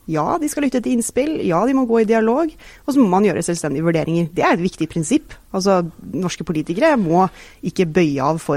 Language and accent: Norwegian; Stavanger, Rogaland, Norway; Jeg er selv fra Stavanger.